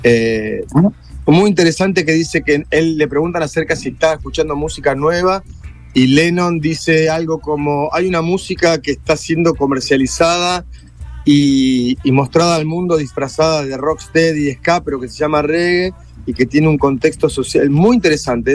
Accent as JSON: {"language": "Spanish", "country": "Argentina", "said": "como somos los argentinos"}